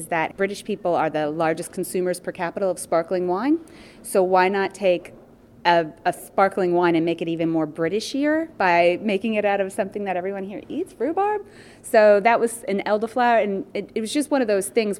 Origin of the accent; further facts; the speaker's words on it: East Coast of the U.S., United States; moved away as an adult; also born or lived in Colorado; now in Isle of Man; I'm from the U.S. originally. I grew up on the East Coast, but we moved here 6 years ago from Colorado